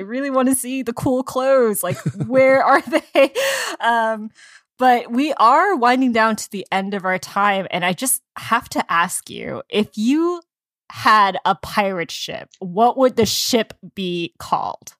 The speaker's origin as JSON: {"language": "English", "country": "United States", "said": "we're Asian American"}